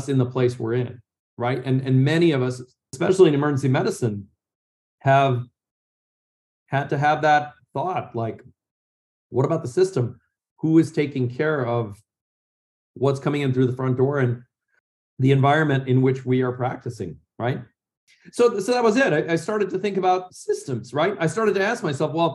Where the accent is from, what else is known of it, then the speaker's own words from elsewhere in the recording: Chicago, Illinois, United States; moved away as an adult; also born or lived in New York; now in Arizona, United States; I'm originally born and raised in Chicago